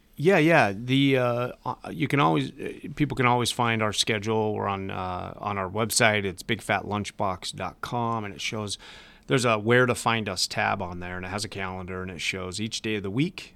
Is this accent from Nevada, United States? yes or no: yes; Las Vegas, Nevada, United States; moved away; I grew up in Las Vegas